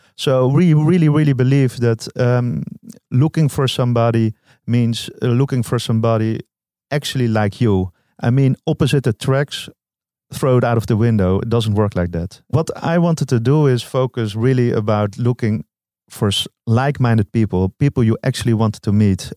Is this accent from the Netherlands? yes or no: yes; Amsterdam, North Holland, Netherlands; I'm from Amsterdam